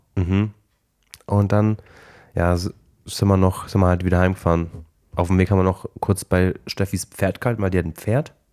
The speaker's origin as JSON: {"language": "German", "town": "Klingen", "country": "Germany", "tie": "born or raised there", "said": "Bei uns in Klingel es halt immer so, dass äh, Krampus und Nikolaus rumlaufen"}